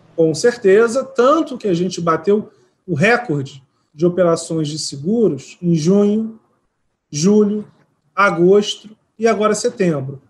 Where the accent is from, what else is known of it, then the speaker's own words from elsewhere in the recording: Rio de Janeiro, Brazil; also born or lived in São Paulo; now in Brasília, Brazil; eu sou carioca, morei 16, 15 anos em São Paulo e estou praticamente dois anos em Brasília.